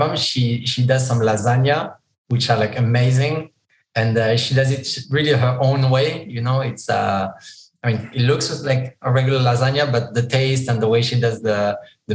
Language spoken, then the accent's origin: English; southeast France, France; moved away as an adult; also born or lived in Morocco; I grew up in the southeast of France. I'm from an immigrant family from Morocco. So I grew up, you know, in France up to the time I was 22.